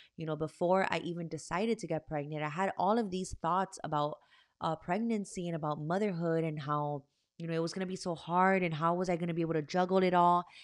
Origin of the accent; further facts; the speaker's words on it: Miami, Florida, United States; I am from Miami, Florida.